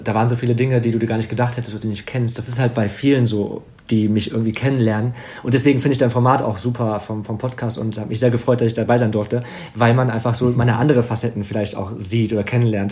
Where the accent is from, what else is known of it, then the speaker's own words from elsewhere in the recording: Wegberg, North Rhine-Westphalia, Germany; in dem Dorf, wo ich aufgewachsen bin, in Wegberg